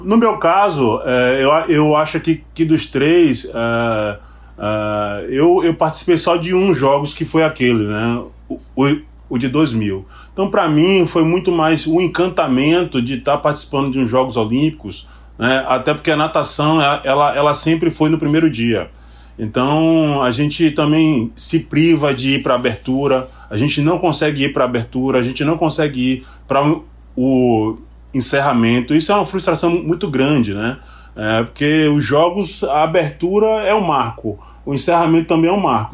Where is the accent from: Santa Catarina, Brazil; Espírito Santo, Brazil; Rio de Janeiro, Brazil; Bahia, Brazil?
Bahia, Brazil; Salvador; sou daqui de Salvador, Bahia.